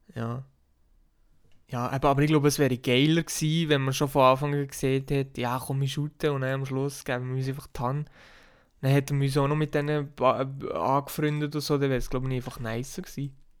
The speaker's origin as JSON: {"language": "German", "country": "Switzerland", "said": "bei uns in der Schweiz"}